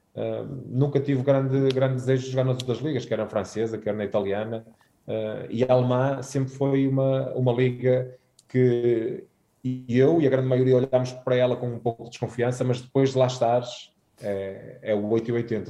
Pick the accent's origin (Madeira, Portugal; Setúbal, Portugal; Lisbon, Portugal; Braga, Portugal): Braga, Portugal; Guimarães; moved away as an adult; fui criado em Guimarães a ver o Vitória com, com o meu pai uh, todos os fins de semana